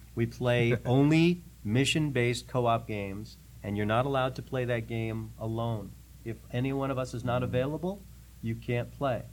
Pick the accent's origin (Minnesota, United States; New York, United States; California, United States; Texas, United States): New York, United States; New York City; moved away as an adult; now in Nashville, United States; I grew up in New York City